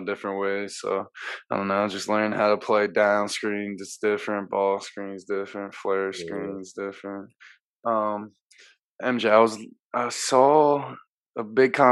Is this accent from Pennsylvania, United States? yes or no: yes; Delco, Pennsylvania, United States; I grew up in Delco